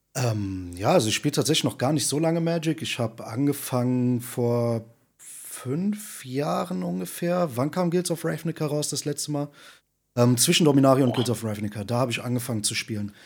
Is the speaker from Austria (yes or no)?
no; Saarland, Germany; also born or lived in Berlin; now in Wuppertal, Germany; Ich komme ja eigentlich aus dem Saarland